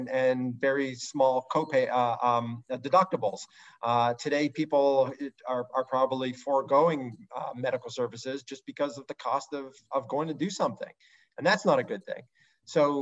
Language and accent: English; Canada; I'm Canadian